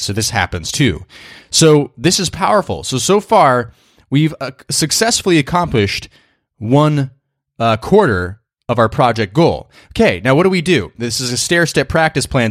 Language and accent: English; New York, United States; I'm a New Yorker